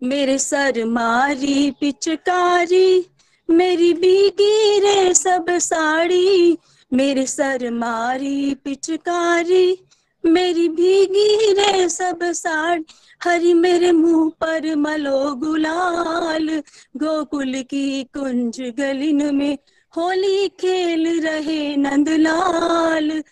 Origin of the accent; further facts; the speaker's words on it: Amritsar, Punjab, India; मैं अमृतसर से बिलोंग करती हूँ